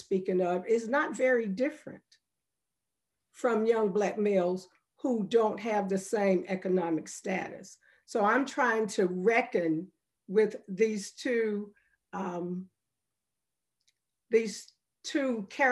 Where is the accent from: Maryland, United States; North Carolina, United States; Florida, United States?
North Carolina, United States; Chapel Hill; I grew up very poor, and looking at where my family was economically when I grew up here in Chapel Hill